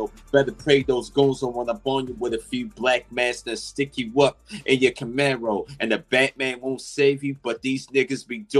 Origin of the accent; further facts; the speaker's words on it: Baltimore, Maryland, United States; I come from Baltimore, Maryland, aka Gotham City